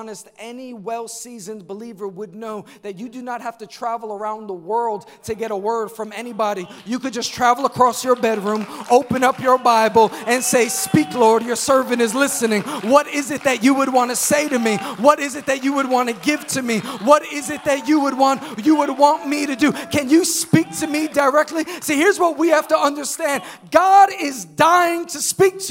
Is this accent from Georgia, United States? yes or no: no; New York, United States; I'm from New York